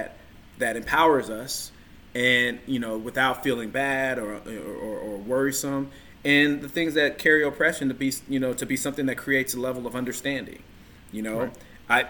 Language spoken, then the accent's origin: English; United States; being born and raised in America.